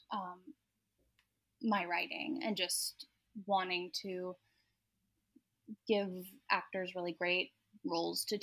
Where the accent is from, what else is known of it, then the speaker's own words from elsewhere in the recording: Seattle, Washington, United States; also born or lived in Texas; So I grew up mostly in Seattle, but from ages 1 to 7, we lived in Texas